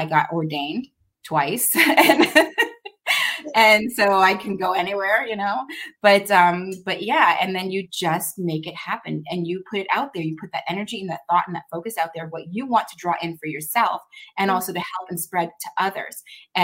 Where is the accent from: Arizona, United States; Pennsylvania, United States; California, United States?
Arizona, United States; moved away; I'm from Arizona, and I'm new here